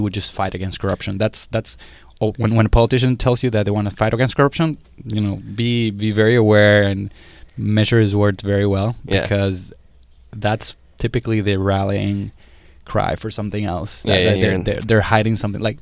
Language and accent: English; Venezuela; moved away as an adult; also born or lived in Pittsburgh / Portugal; I went back to Venezuela